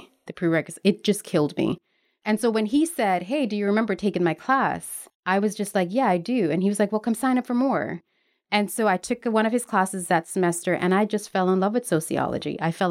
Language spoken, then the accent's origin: English; Newark, New Jersey, United States; I grew up in Newark, New Jersey, which was basically a ghetto. It was considered the Black Hood.